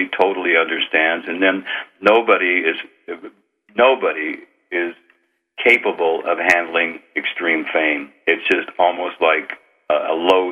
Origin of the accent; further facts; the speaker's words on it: northern Idaho, United States; moved away as an adult; also born or lived in California; I grew up on Indian reservation lands in northern Idaho